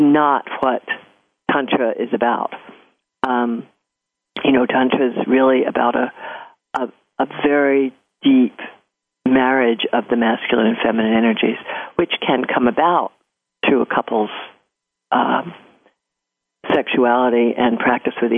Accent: California, United States; I'm from California and I love California.

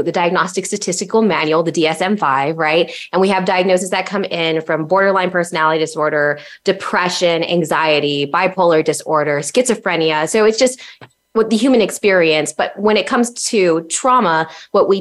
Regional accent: El Paso, Texas, United States; moved away as an adult; my hometown of El Paso, Texas

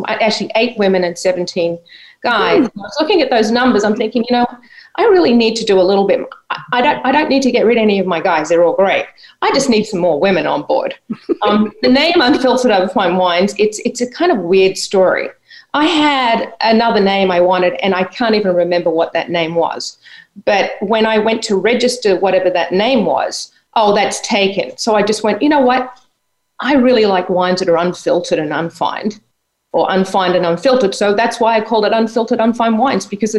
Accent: Australia; moved away as an adult; also born or lived in England / Connecticut; now in Florida, United States; I grew up in Australia. Was born in England, but went to Australia as a little girl.

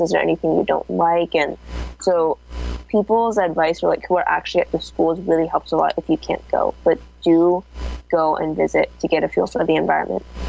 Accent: Danville, California, United States; now in Berkeley, United States; I'm usually from Danville, which is really small sort of town

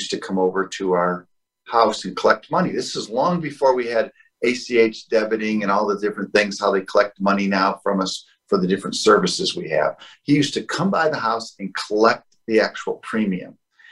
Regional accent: Toledo, Ohio, United States; moved away as an adult; now in Naples, United States; I come from the Midwest, the Toledo, Ohio area

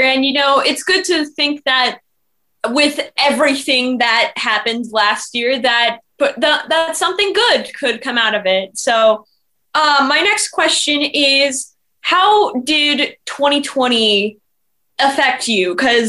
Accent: Los Angeles, California, United States

